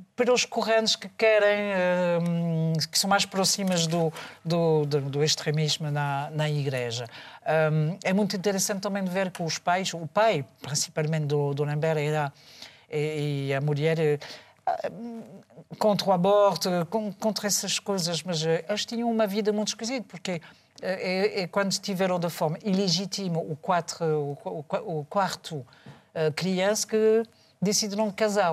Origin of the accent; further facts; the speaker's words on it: France; moved away; eu que sou francês